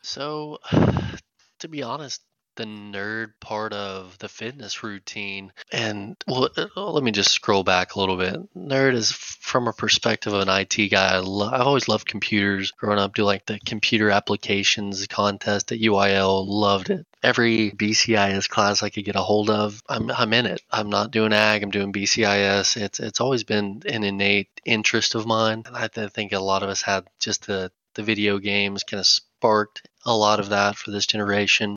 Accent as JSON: {"language": "English", "town": "McLean", "region": "Texas", "country": "United States", "tie": "born or raised there", "also_born_or_lived": "Pampa, Texas / Amarillo, Texas", "moved": "as an adult", "lives_now": "Dallas, United States", "said": "I spent most of my life in McLean, Texas, which is east of Amarillo"}